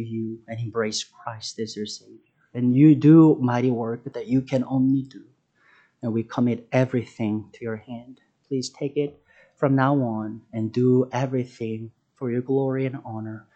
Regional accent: South Korea; moved away as an adult; I'm from South Korea. I was born and raised there.

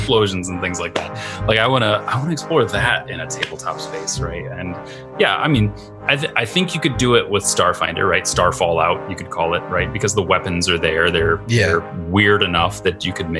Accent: Midwest, United States; also born or lived in St. Paul, Minnesota; I'm a Midwesterner

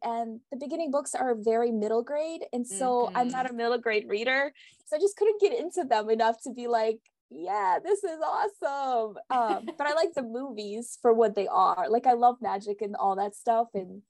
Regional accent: Russia; moved away; originally I'm from Russia.

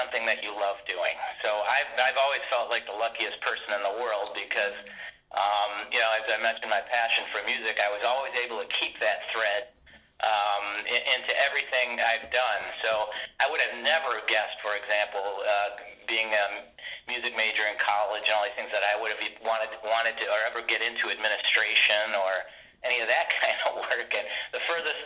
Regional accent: Detroit, Michigan, United States; moved away as an adult; also born or lived in California / New Jersey; now in New York, United States; I grew up in Detroit, Michigan

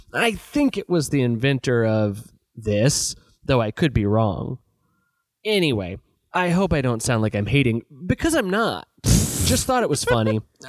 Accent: Los Angeles, California, United States; I'm from Los Angeles, and I can't get a ticket.

